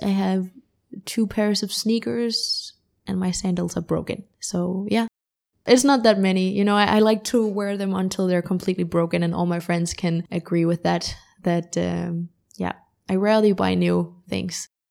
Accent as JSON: {"language": "English", "country": "Denmark", "tie": "born or raised there", "also_born_or_lived": "London", "said": "I am from Denmark, born and raised in Denmark"}